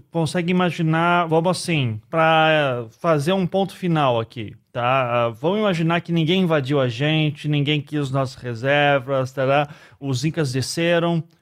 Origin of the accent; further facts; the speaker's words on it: South Region, Brazil; now in São Paulo, Brazil; Daí eu e meus amigos do Sul, todos assim, ah olá alemão, italiano, né? Eu falando, gente, eu sou brasileiro.